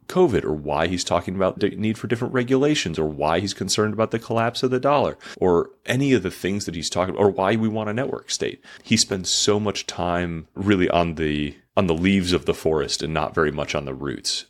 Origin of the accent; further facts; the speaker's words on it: United States; as an American